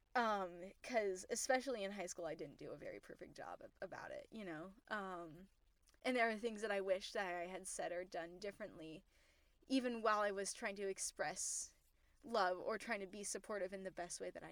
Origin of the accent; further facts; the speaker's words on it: Utah, United States; I grew up in Utah.